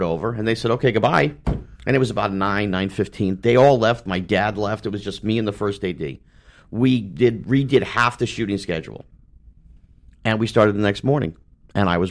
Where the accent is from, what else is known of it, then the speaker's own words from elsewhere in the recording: New York City, New York, United States; moved away as an adult; I grew up in Manhattan.